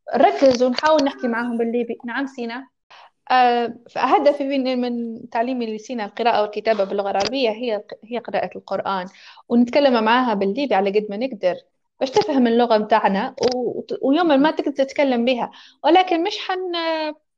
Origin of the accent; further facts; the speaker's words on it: Libya; also born or lived in Tripoli; أني إنسانة مولودة وعايشة في ليبيا، هويتي ليبية